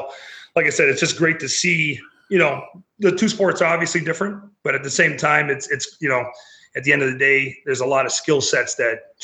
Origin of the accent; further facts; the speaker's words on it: Wisconsin, United States; now in Louisiana, United States; I'm originally from Wisconsin